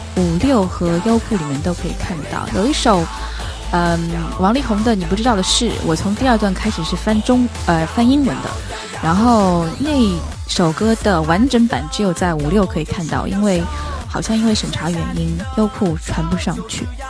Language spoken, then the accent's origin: Chinese; Shanghai, China; 我是上海人